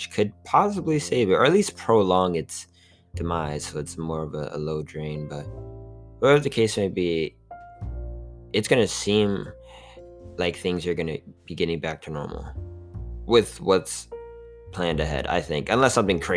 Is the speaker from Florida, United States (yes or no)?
yes; hometown near Orlando, Florida, United States; also born or lived in Tallahassee, Florida; I actually got back to my hometown